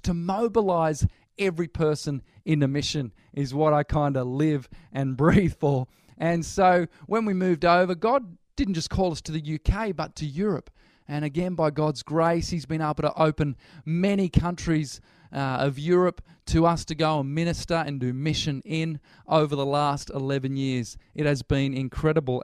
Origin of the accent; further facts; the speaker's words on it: Newcastle, New South Wales, Australia; moved away as an adult; now in Birmingham, United Kingdom; originally, we're from Newcastle.